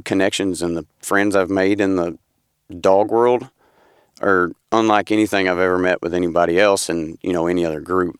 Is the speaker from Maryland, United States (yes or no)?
no; Paris, Tennessee, United States; I'm from Paris, Tennessee